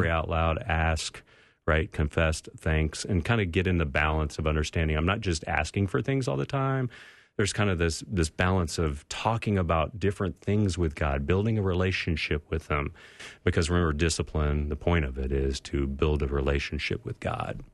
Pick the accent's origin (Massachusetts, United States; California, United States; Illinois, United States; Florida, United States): California, United States; We grew up in California, so it was warm in the backyard